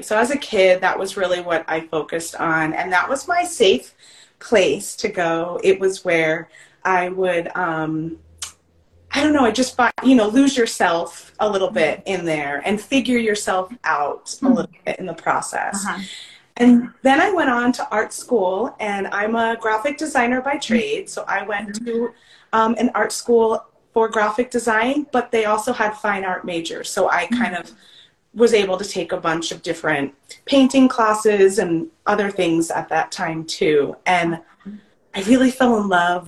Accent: Long Island, New York, United States; moved away as an adult; now in Mesa, United States; I'm born and raised on Long Island in New York

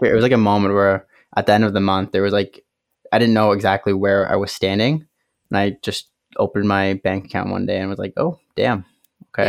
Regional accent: Kitchener, Ontario, Canada; Kitchener, Ontario, Canada

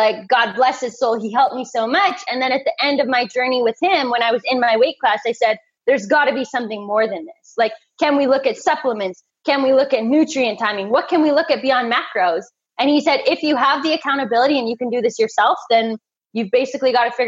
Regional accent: Canada; I'm a Canadian girl, so ice hockey was my sport

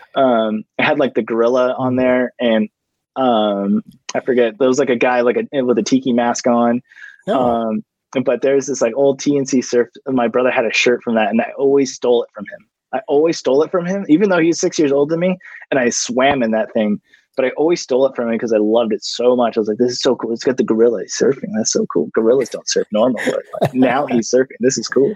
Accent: Orange, California, United States; born and raised in Orange County

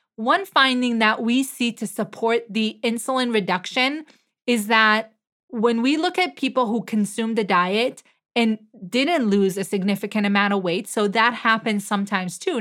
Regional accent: Israel; moved away; I am originally from Israel

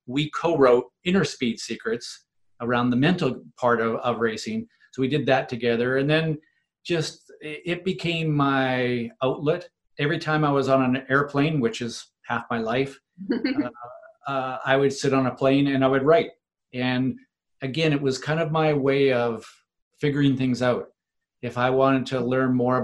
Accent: Vancouver, British Columbia, Canada; my hometown in Vancouver in Canada

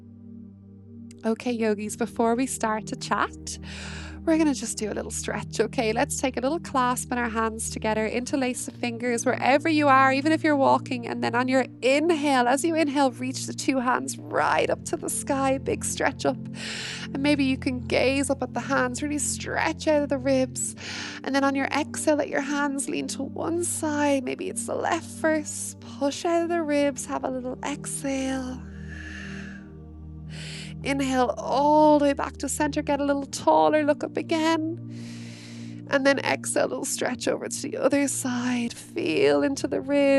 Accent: Wexford, Leinster, Ireland; I'm from Wexford in Ireland.

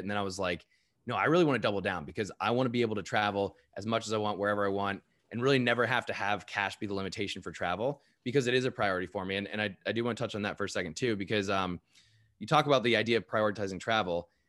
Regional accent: United States; I'm American.

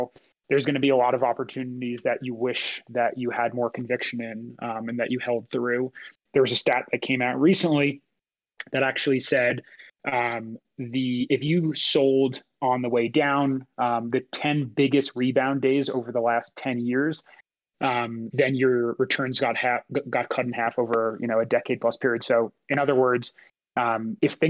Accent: United States; as an American

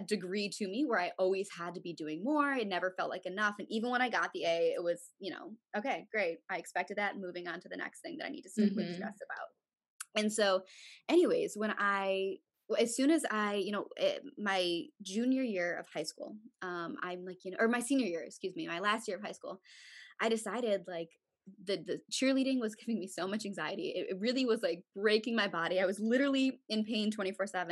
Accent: Chicago, Illinois, United States; I'm from Chicago, Illinois

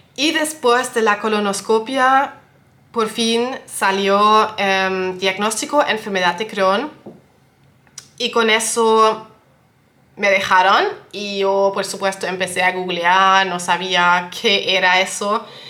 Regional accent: Germany; also born or lived in western Germany; yo soy de Alemania

